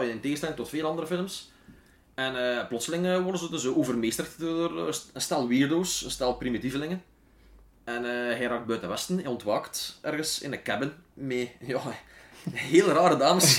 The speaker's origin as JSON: {"language": "Dutch", "town": "Wetteren", "region": "Flanders", "country": "Belgium", "tie": "born or raised there"}